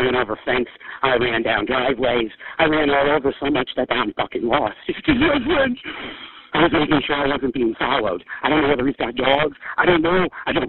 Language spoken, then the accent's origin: English; New York, United States; I'm from New York, and I've never had this happen.